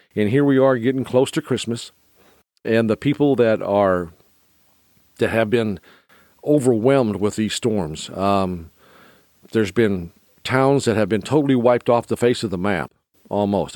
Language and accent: English; United States; being an American